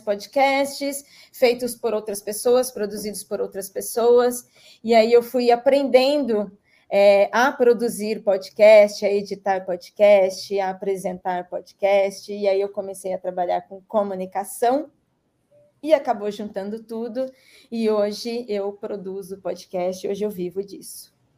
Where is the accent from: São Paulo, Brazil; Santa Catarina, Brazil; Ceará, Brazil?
São Paulo, Brazil; Registro; moved away as an adult; now in São Paulo, Brazil; eu sou registrense, sou, sou da cidade de Registro, no Vale do Ribeira. É, hoje estou em São Paulo, há 10 anos estou em São Paulo